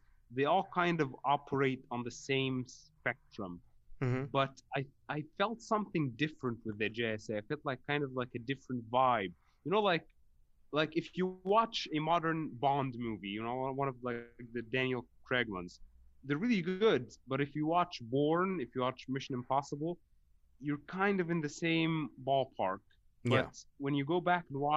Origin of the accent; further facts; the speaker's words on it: Egypt; I'm from Egypt